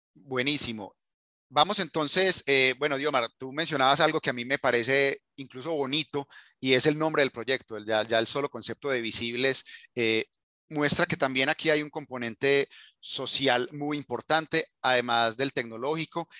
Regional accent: Colombia; yo soy colombiano

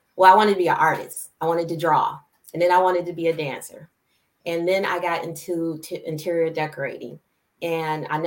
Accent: Michigan, United States; also born or lived in Philadelphia, Pennsylvania / Belleville, Michigan / Ann Arbor, Michigan; And then I moved to Michigan with my father

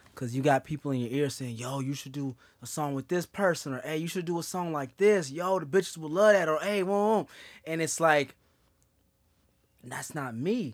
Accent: West Coast, United States; I'm from the West Coast

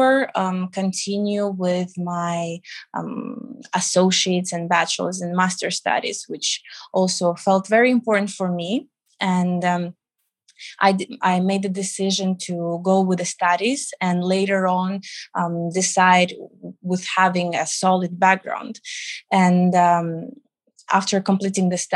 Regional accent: Riga, Latvia; moved away as an adult; also born or lived in United Kingdom / Milan, Italy; now in Dubai, United Arab Emirates; I was born in Riga, the capital of Latvia, which is in the Baltic states.

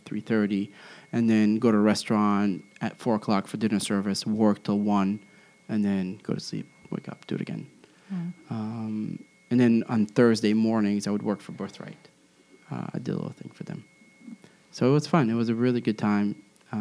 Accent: Karmiel, Northern District, Israel; moved away; I worked at the only restaurant in my hometown.

